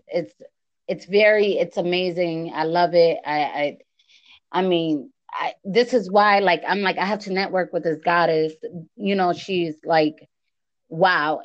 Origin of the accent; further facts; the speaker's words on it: Connecticut, United States; accent: East Coast; English is a second language; now in Las Vegas, United States; I know my accent, right? I'm from the East Coast. I'm from Connecticut.